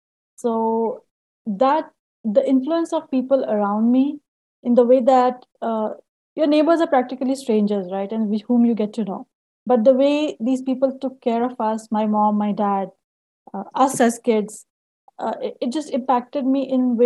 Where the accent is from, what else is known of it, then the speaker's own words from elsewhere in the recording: Kharagpur, West Bengal, India; moved away as an adult; also born or lived in Ranchi, India; now in Salt Lake City, United States; It's called Kharagpur, where I was. I spent most of my childhood there.